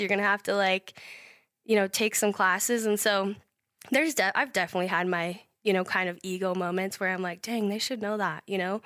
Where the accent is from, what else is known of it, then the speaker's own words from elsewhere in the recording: Idaho Falls, Idaho, United States; born and raised in Idaho Falls